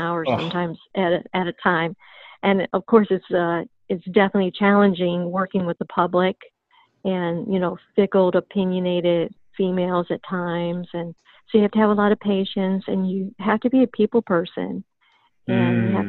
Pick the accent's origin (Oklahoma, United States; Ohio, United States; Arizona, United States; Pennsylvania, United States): Ohio, United States; Cleveland; moved away as an adult; now in Florida, United States; Cleveland, Ohio.